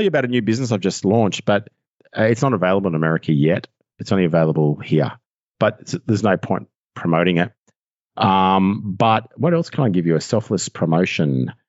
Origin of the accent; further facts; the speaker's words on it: Australia; accent: Australian; I'll still have the full Australian accent.